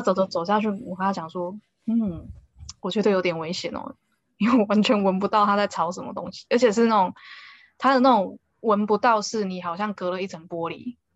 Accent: Taiwan; 我们台湾人

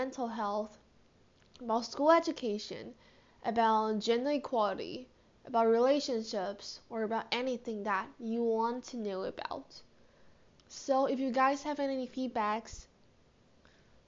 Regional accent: Taiwan; I'm from Taiwan, and currently studying high school

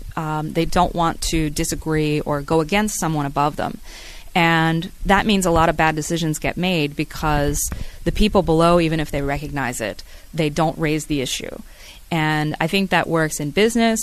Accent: United States; moved away as an adult; now in Taiwan; as an American kid

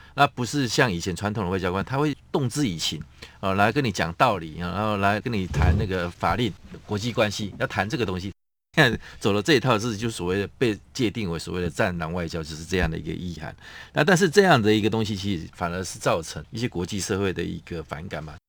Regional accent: Taiwan; 我们台湾这边

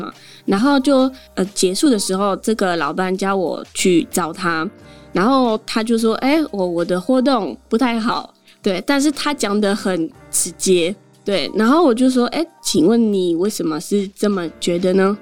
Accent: Geneva, Switzerland; first language French; Chinese is a second language; moved away as an adult; also born or lived in Portugal (family); now in Taiwan; 我一直就是在瑞士出生，在，呃，瑞士长大了，所以我的母语就算是法文

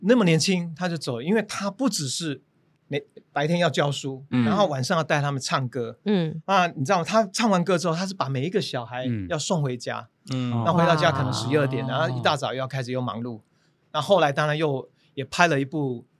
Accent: Taiwan; 真的觉得你会以台湾就身为台湾人，真的觉得很骄傲

